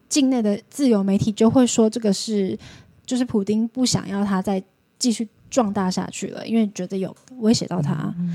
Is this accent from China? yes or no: no; Taiwan; moved away as an adult; also born or lived in Moscow, Russia; 跟我们台湾人一样